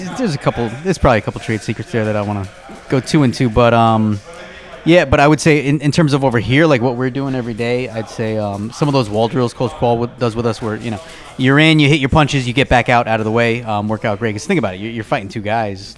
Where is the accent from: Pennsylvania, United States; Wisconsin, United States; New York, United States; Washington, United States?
New York, United States; moved away; I'm originally from New York